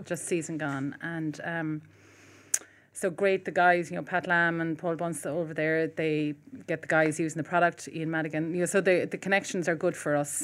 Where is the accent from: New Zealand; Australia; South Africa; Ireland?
Ireland; Cork, Munster; moved away; I'm from Cork originally as well